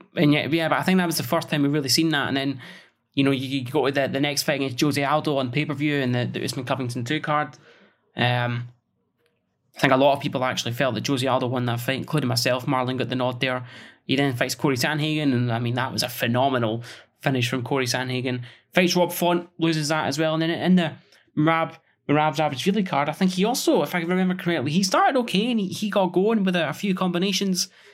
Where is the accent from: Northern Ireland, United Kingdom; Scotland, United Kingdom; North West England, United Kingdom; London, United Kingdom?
Scotland, United Kingdom; as a Scotsman